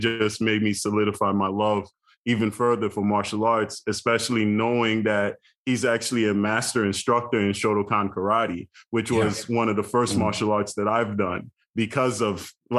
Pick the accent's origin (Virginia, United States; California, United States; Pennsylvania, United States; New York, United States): New York, United States; New York City; a black kid growing up in Brooklyn